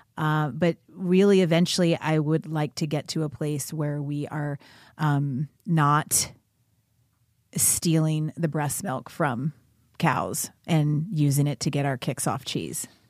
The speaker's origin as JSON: {"language": "English", "region": "Kentucky", "country": "United States", "tie": "born or raised there", "said": "I grew up in, in the South. I grew up in Kentucky"}